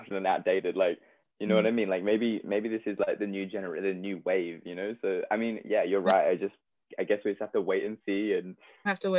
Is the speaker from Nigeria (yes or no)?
no; Australia; moved away; I'm Australian